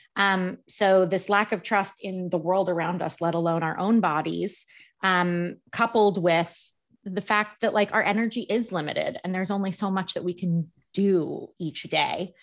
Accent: New York, United States; I'm a New Yorker

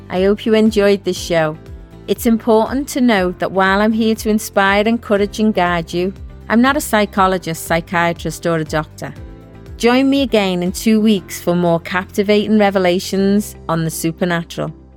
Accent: Liverpool, North West England, United Kingdom; I was one of six kids growing up in Liverpool

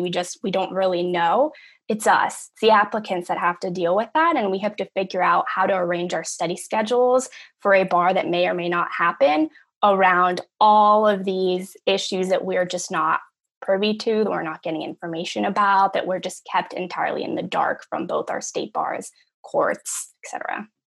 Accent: Los Angeles, California, United States; I'm from Los Angeles, California, born and raised

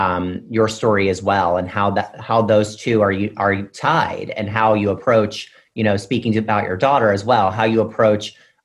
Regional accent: Mississippi, United States; I'm also from this rural South. So I'm from Mississippi, which can kind of sometimes feel like I'm coming from a different country, particularly when I'm in New York.

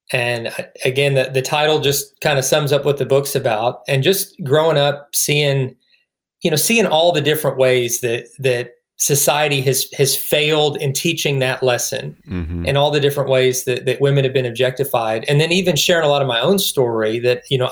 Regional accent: Kentucky, United States; also born or lived in Indiana; now in Georgia, United States; I got to Kentucky in third grade and just stayed. So it definitely feels like home for me

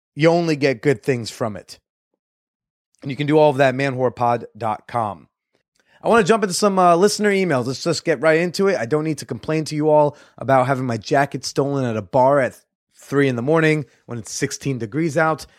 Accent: United States; I'm an American

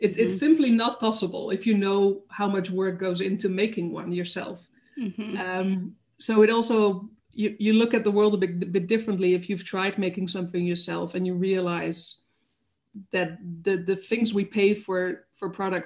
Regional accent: Netherlands; moved away as an adult; also born or lived in Denmark; now in Germany; I'm from the Netherlands, okay. Born and raised there, close to Germany, but still.

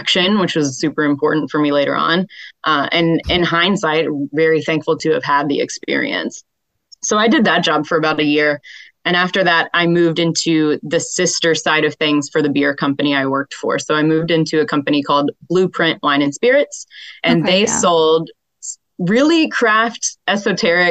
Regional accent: Louisville, Kentucky, United States; moved away as an adult; now in New York City, United States; Originally, I'm from Louisville, Kentucky area

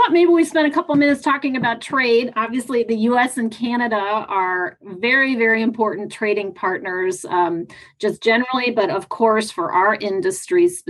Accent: Missouri, United States; moved away; I was just recently in my home state

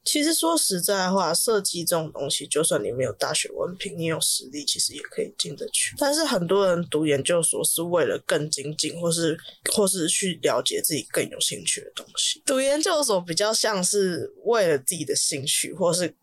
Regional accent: Taipei, Taiwan; 因为我台北人的关系

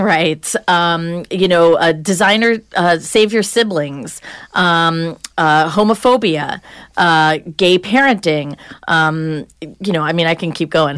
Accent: Long Island, New York, United States; also born or lived in New Hampshire; I was from Long Island. I grew up in the suburbs

